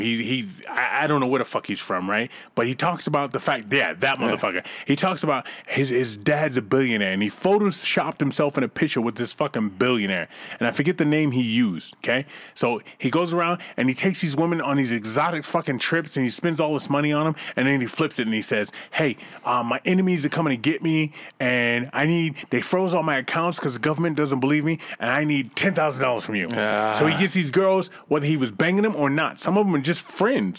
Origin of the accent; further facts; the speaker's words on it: Boston, Massachusetts, United States; I grew up in Boston in the 70s